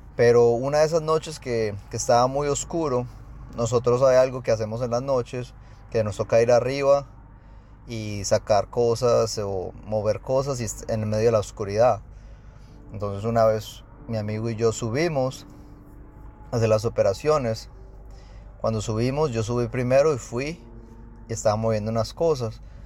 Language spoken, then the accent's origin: Spanish; Colombia; now in Houston, United States; yo soy de Houston, soy colombiano